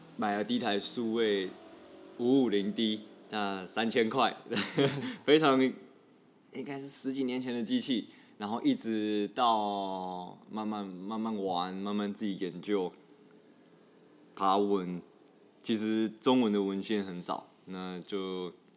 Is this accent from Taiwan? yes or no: yes; Tainan, Taiwan; 我是来自台南